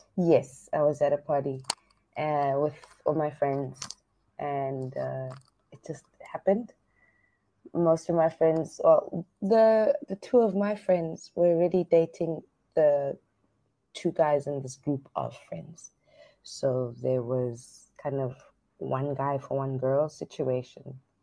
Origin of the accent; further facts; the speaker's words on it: South Africa; now in Hoi An, Vietnam; I'm from South Africa